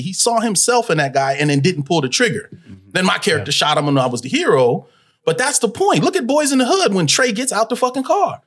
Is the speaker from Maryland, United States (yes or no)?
no; Los Angeles, California, United States; I was born in Pacoima, California which is in the valley